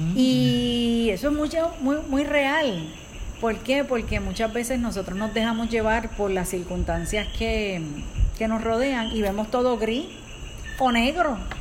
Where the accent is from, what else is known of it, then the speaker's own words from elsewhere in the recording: Puerto Rico; nosotros somos de Puerto Rico